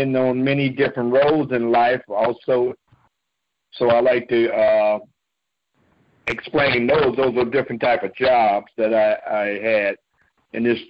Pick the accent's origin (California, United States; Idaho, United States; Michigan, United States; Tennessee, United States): California, United States; Oakland; I was born and raised in Oakland, California.